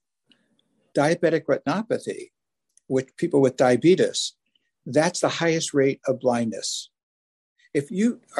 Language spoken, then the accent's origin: English; Philadelphia, Pennsylvania, United States; now in Washington, D.C., United States; I grew up in South Philadelphia